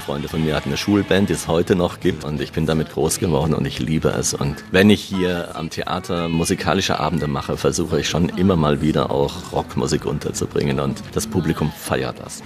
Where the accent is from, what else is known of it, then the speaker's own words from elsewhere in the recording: East Germany, Germany; Ich bin Ossi